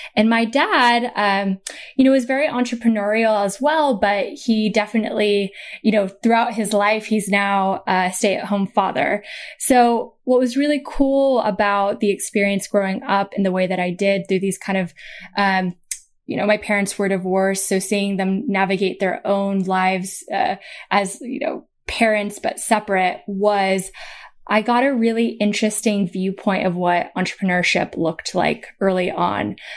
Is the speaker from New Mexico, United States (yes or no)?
no; Portland, Oregon, United States; I'm from Portland, Oregon, so the West Coast of America. Um, we, uh, you know, my sister and I, so I'm the oldest child.